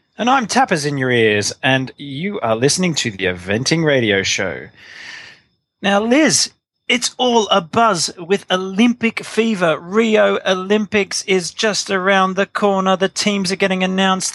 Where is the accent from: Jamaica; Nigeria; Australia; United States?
Australia; I'm Australian